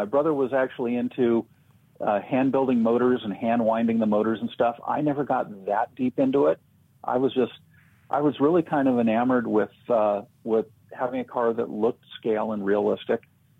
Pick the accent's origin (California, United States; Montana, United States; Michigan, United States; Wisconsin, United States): California, United States; Los Angeles; also born or lived in Indianapolis, Indiana; I grew up in Southern California, in a part north of LA called Studio City, which amazingly has movie studios in it. So kind of in a very upper middle class area.